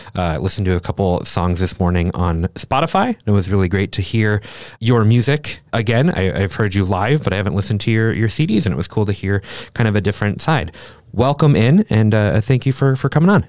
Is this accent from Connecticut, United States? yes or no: no; Minnesota, United States; I am also from Minnesota.